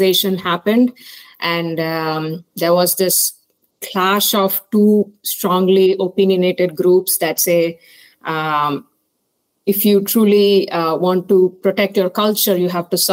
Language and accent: English; Chennai, Tamil Nadu, India; moved away as an adult; now in Indiana, United States; I'm originally from Chennai, South India. Did my schooling there